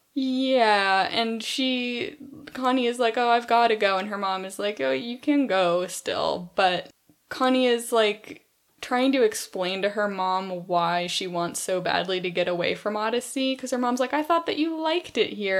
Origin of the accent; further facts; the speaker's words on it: California, United States; growing up in California